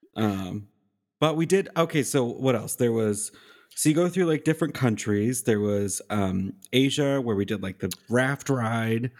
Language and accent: English; Nashville, Tennessee, United States; she asked me, "Where are you from?" I said, "Nashville."